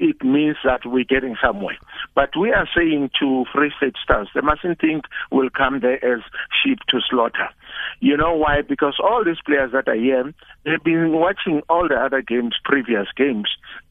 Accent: Johannesburg, Gauteng, South Africa; I grew up in Orlando East in an area called Boomtown

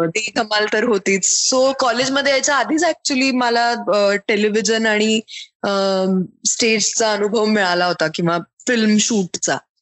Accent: Mumbai, Maharashtra, India; मी मुंबईत लहानाची मोठी झाले दादर मध्ये अगदी म्हणजे कोर हार्ट ऑफ मुंबई

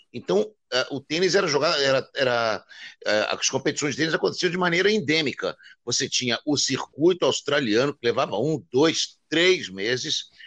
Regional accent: Rio de Janeiro, Brazil; Nós que somos do Rio de Janeiro.

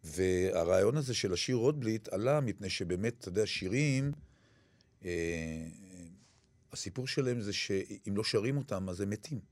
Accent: Kiryat Gat, Southern District, Israel; אני גדלתי בעיירת פיתוח

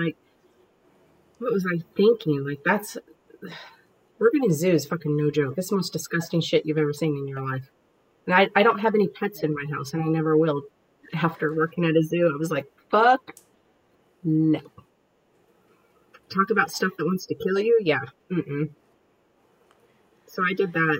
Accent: United States; I'm American

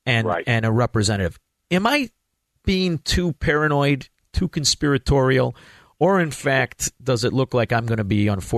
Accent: Chicago, Illinois, United States; I'm from Chicago, Illinois, land of the dead people voting, the land of the stealing elections.

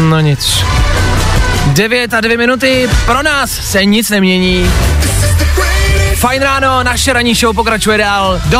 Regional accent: Karlovy Vary, Karlovy Vary Region, Czechia; now in Prague, Czech Republic; No, já pocházím z Karlových varů, žiju dlouhodobě

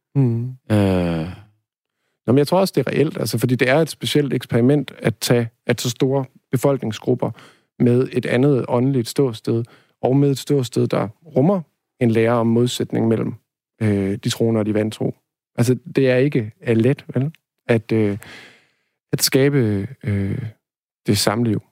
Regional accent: Denmark; first language Danish; jeg har hele tiden været, været dansk, ikke? Og danskhed forstår jeg først og fremmest som, mm, slægtskab, øh, sprog og, øh, og hvad hedder det, sted, ikke? Altså, at jeg hænger sammen med jorden her

